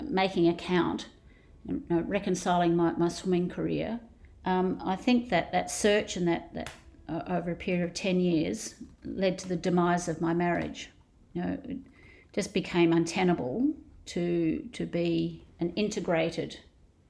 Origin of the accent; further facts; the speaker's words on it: Australia; I've been best known probably as an Australian sporting legend